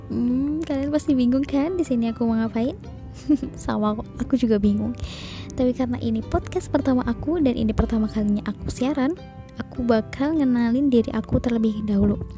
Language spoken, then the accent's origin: Indonesian; Klaten, Central Java, Indonesia; accent: medok; aku udah bilang aku orang Klaten jadi mungkin bahasa aku atau suara aku atau logat aku agak medok